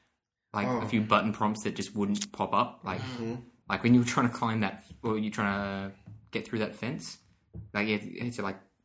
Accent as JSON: {"language": "English", "country": "Australia", "said": "We're Australian"}